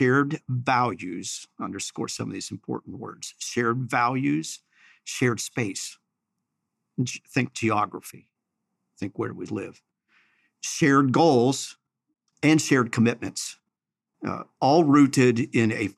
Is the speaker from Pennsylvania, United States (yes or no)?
yes; Chambersburg, Pennsylvania, United States; I'm from Chambersburg